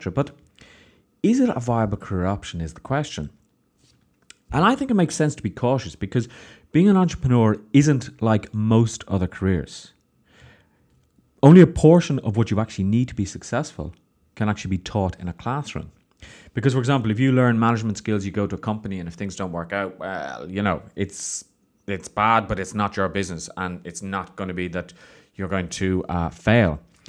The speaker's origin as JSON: {"language": "English", "country": "Ireland", "tie": "born or raised there", "said": "I know growing up in Ireland, there wasn't a huge entrepreneurial spirit."}